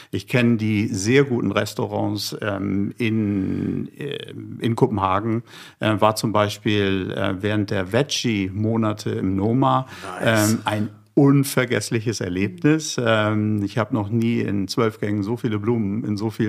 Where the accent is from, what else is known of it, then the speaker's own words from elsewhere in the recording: Hamburg, Germany; Ich bin ein, ein Hamburger, ich bin aus Norddeutschland und äh, ich habe Hering zum Frühstück gegessen.